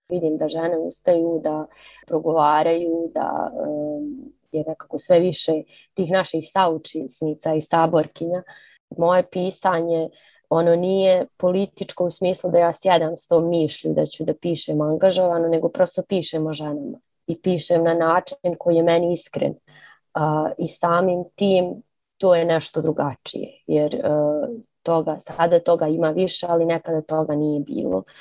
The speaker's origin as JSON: {"language": "Croatian", "town": "Banja Luka", "region": "Republika Srpska", "country": "Bosnia & Herzegovina", "tie": "born or raised there", "also_born_or_lived": "Zagreb", "said": "Mene su definitivno odredili ti moji gradovi ne znam u kojoj mjeri Zagreb, pošto, pošto smo otišli kad sam bila mala, ali svakako Banja Luka."}